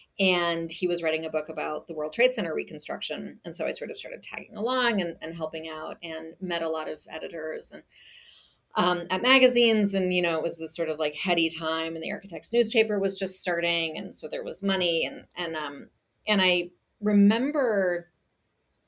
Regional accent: Germany; moved away; I grew up in Germany and I speak German

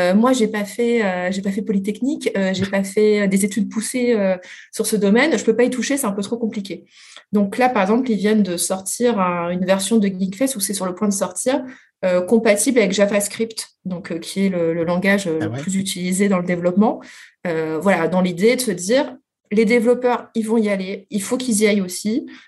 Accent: France; nous, les Français

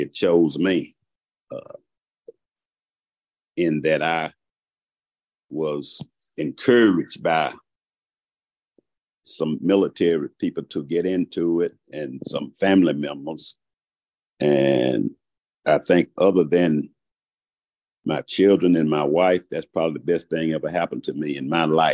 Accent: Shreveport, Louisiana, United States; moved away as an adult; now in Augusta, United States; I'm from originally from Shreveport, Louisiana. I came out of a family of 11 children. I went into the military after graduating from high school

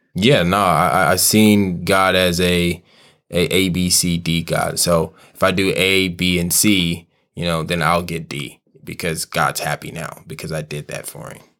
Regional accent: Kansas City, United States; I'm born and raised in Kansas City

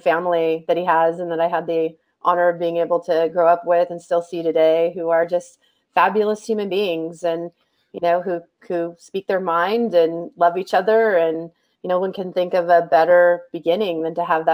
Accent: San Mateo, California, United States; I grew up in San Mateo, California

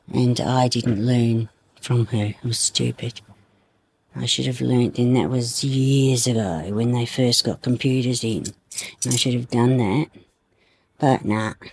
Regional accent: Hobart, Tasmania, Australia; also born or lived in Sydney, Australia; We came down here in 67. Me, mum, dad, and my big brother.

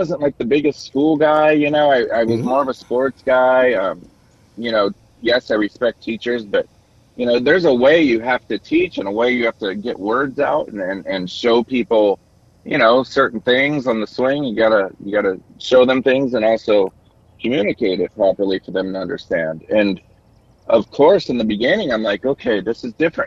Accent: Long Beach, California, United States; also born or lived in Orange County, California; when I got into teaching, you know, I'm in my hometown. So, you know, I haven't been around much because I'd moved to Orange County, California, which is 30 minutes south of Long Beach area

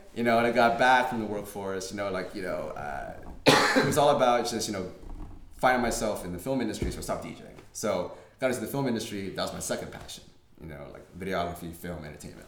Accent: Santa Barbara, California, United States; I grew up in Santa Barbara

